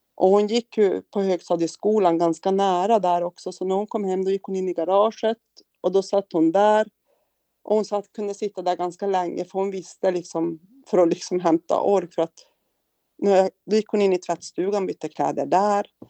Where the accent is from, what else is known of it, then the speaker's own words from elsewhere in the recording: Kiruna, Norrbotten County, Sweden; also born or lived in Piteå; now in Luleå, Sweden; Född och uppvuxen i Kiruna, av mm. alla ställen